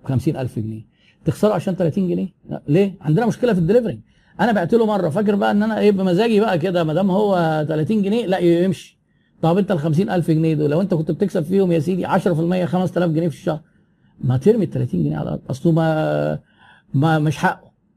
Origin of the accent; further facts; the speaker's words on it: Egypt; احنا عندنا في مصر